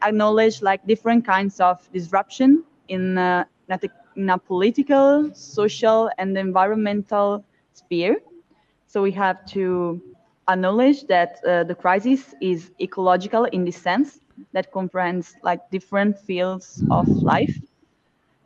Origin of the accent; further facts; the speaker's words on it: Milan, Lombardy, Italy; I come from Milan in Italy.